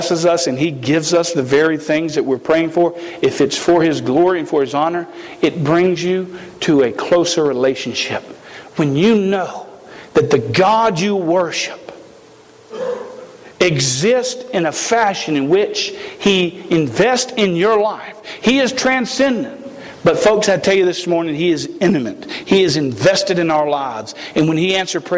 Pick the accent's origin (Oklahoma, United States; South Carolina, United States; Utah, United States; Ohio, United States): South Carolina, United States; I am from South Carolina. We speak a little funny down there